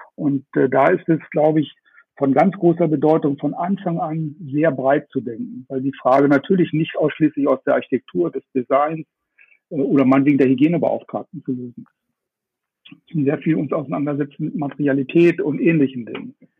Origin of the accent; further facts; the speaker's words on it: Stadthagen, Lower Saxony, Germany; now in Munich, Germany; Heute aus meiner Heimatstadt in Stadthagen. Eigentlich äh, ja mit dem Büro in, in München